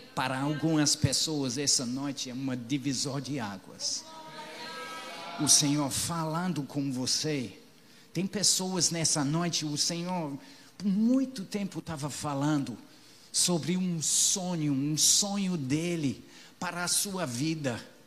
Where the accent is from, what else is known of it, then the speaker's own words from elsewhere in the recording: England, United Kingdom; moved away; os peregrinos da minha terra